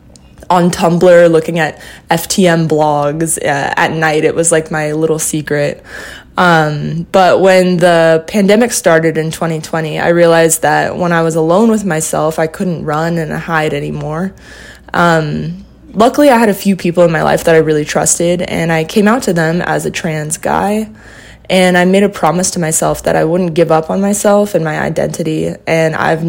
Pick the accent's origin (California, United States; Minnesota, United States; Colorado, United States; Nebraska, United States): California, United States; Southern; now in New York City, United States; I grew up in Southern California in a family of four people